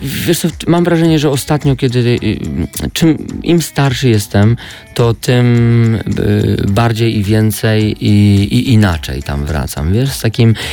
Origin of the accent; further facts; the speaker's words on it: Podhale, Lesser Poland, Poland; accent: góralski (Highlander), Podhale dialect; moved away; też nie wyzbędę całkowicie tego mojego góralskiego akcentu i nie chcę się go wyzbywać